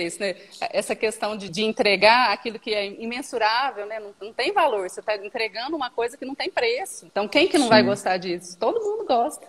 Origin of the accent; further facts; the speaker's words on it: Minas Gerais, Brazil; moved away as an adult; also born or lived in Ribeirão Preto, São Paulo; eu retornei para minha cidade natal. Eu morava numa cidade um pouco maior aqui, próximo da região, Ribeirão Preto, que é mais conhecido no estado de São Paulo, e retornei para cá, para Minas